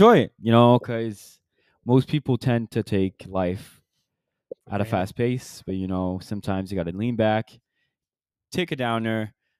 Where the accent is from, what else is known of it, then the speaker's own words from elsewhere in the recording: Quebec City, Quebec, Canada; She's from Gatineau, and you know, so we're from here, and then most people tend to speak French in this city, mm-hmm. and then that's why we all do speak French and English as well.